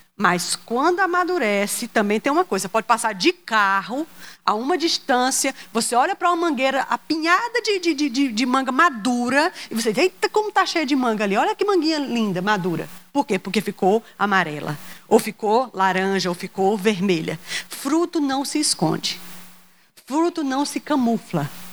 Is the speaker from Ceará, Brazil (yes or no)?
yes; Ceará, Brazil; Eu sou cearense